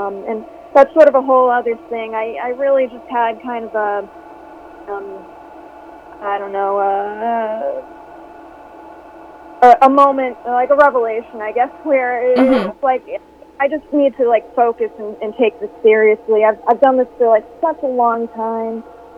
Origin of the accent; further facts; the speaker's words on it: Boston, Massachusetts, United States; moved away as an adult; now in Los Angeles, United States; I'm from Boston, and I grew up there. I lived there for 23 years.